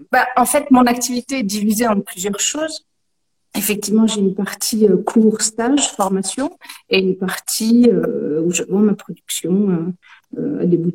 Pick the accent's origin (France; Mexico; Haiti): France; Lyon, Auvergne-Rhône-Alpes; la base je suis lyonnaise.